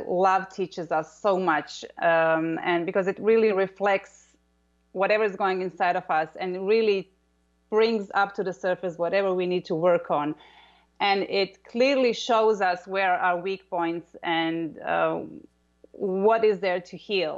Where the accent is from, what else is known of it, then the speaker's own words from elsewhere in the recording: Croatia; I'm from Croatia